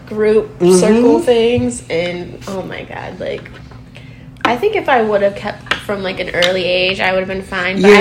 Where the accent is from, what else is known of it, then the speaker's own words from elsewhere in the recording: Ohio, United States; I'm from Ohio